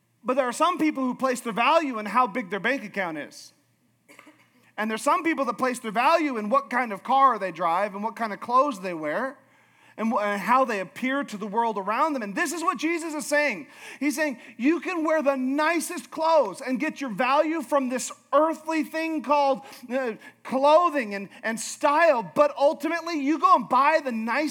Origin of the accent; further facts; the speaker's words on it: Alaska, United States; I'm from Alaska